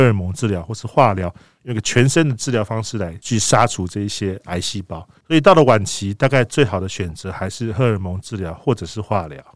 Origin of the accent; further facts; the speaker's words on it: Taiwan; 我们台湾人